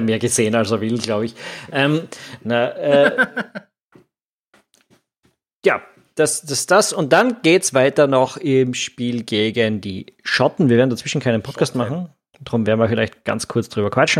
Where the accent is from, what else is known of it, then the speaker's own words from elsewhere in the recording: Austria; als Österreicher